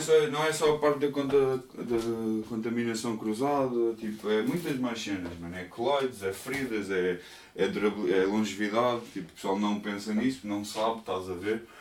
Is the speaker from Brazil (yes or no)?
no; Portugal; eu sou português